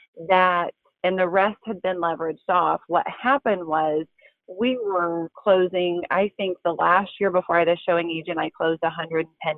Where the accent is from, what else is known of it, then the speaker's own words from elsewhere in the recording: Nebraska, United States; moved away as an adult; now in Springfield, United States; I was born in Nebraska and moved to Springfield, Missouri to go to college and have stayed here